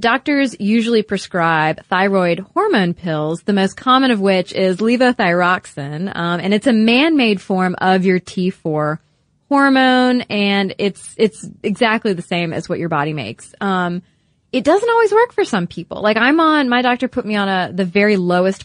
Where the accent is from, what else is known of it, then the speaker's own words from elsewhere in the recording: United States; us, being American women